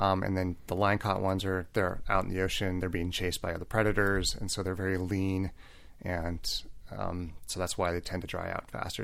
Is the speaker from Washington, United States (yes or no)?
yes; Seattle, Washington, United States; now in Santa Barbara, United States; I'm from Seattle